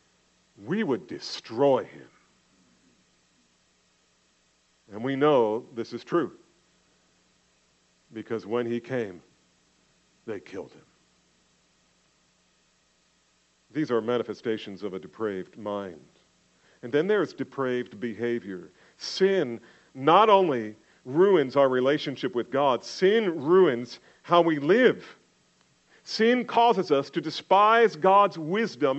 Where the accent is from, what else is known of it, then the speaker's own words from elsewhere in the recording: New Jersey, United States; When I was young, growing up in New Jersey